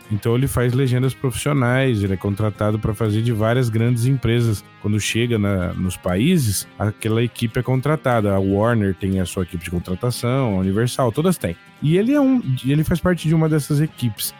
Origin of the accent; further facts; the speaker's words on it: Bebedouro, São Paulo, Brazil; eu sou do interior de São Paulo. É uma cidade chamada Bebedouro